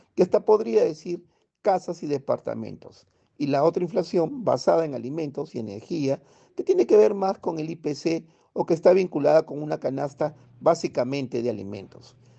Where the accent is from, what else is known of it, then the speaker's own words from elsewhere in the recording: Peru; Vamos, peruanos, lo volveremos a hacer